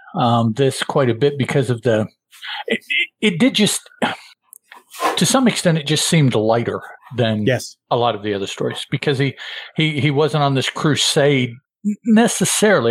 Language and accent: English; Chicago, Illinois, United States; I was born in the state of Illinois in the county of Cook in the city of Chicago